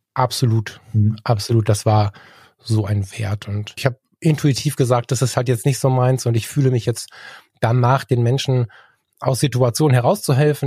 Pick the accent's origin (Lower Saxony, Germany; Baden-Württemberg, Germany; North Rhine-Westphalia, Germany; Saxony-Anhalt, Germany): North Rhine-Westphalia, Germany; Ratingen; hier bei uns in der Kommunalverwaltung in Ratingen landen. Das war die Idee meines Vaters, der war Kommunalpolitiker hier.